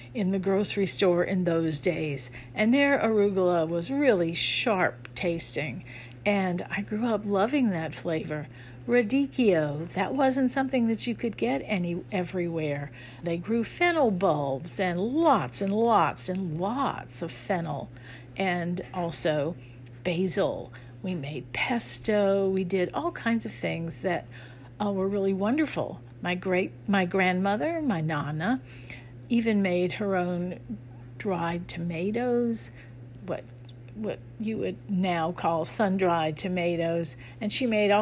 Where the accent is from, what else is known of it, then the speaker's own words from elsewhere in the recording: New Orleans, Louisiana, United States; growing up in the Sicilian community.